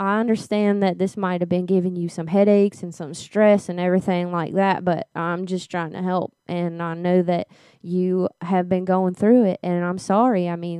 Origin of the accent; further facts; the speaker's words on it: Louisiana, United States; Yeah, originally from Louisiana.